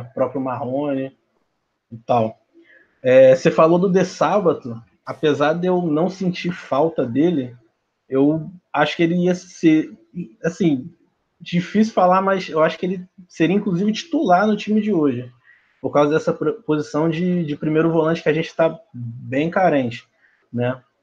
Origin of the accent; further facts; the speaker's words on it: Rio de Janeiro, Brazil; Sou do Rio de Janeiro, capital mesmo